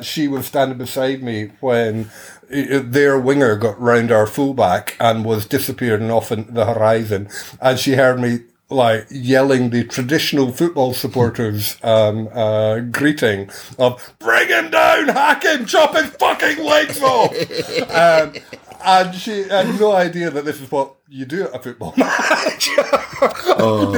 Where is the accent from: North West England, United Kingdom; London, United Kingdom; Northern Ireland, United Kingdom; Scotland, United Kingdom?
Scotland, United Kingdom; Perth; moved away; I was back in my hometown over Christmas in Perth in Scotland